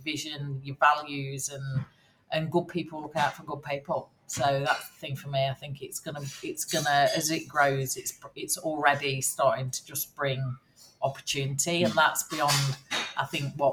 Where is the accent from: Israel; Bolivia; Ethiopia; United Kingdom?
United Kingdom; Nottingham, East Midlands; We're going to be in my hometown. We're going to be doing it in Nottingham.